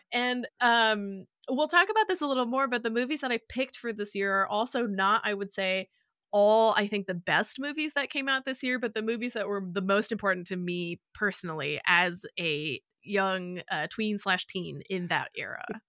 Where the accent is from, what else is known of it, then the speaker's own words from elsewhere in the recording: Illinois, United States; moved away; I would have been in Illinois at this point